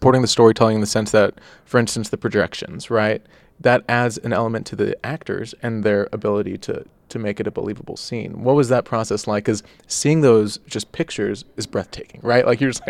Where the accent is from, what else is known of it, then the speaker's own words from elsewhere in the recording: Dallas, Texas, United States; Because we're from Dallas.